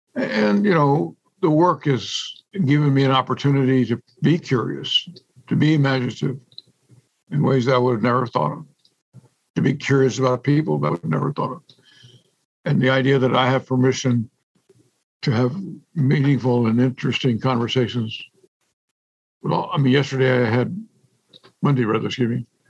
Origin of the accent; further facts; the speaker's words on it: San Antonio, Texas, United States; growing up, you know, in San Antonio